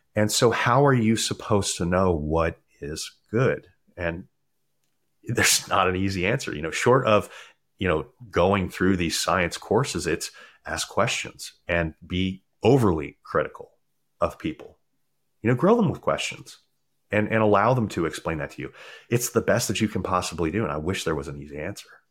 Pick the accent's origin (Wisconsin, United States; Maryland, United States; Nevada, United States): Maryland, United States; moved away; I grew up in Maryland